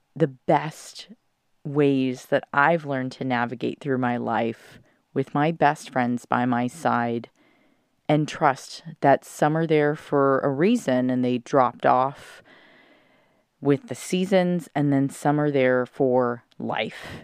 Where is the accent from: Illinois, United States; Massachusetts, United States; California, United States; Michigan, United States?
California, United States; Southern; moved away; I'm in SoCal